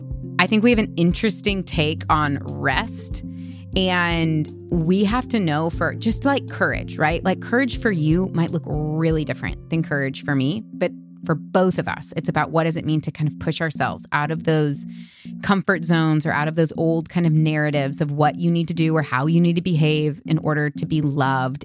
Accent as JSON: {"language": "English", "region": "Missouri", "country": "United States", "tie": "born or raised there", "said": "I grew up in Missouri"}